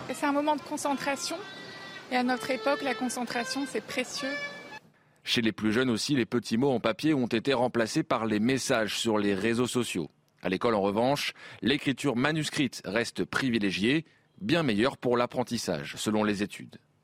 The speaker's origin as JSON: {"language": "French", "country": "France", "said": "chez nous en France"}